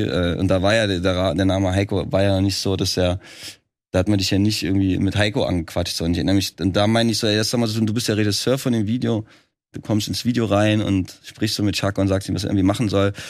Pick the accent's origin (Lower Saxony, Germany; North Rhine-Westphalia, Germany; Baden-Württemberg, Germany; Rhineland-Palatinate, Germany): Rhineland-Palatinate, Germany; Trier; moved away as an adult; now in Berlin, Germany; Ich komme ja eigentlich aus Trier